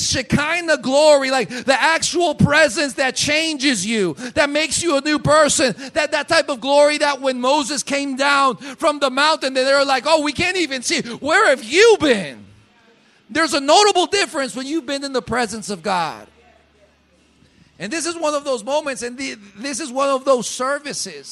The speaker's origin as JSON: {"language": "English", "country": "Colombia", "tie": "born or raised there", "moved": "as an adult", "said": "I was born in Colombia. I've lived in Colombia for 30 years. Of my 34 years, I've lived 30 years in Colombia"}